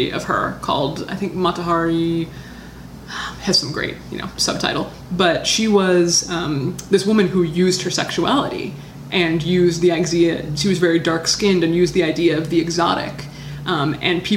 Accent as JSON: {"language": "English", "region": "Hawaii", "country": "United States", "said": "I'm from Hawaii, which is kind of America"}